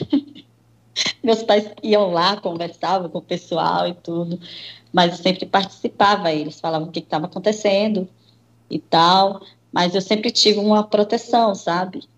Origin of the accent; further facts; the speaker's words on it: Nova Russas, Ceará, Brazil; eu nasci em Nova Russas, Ceará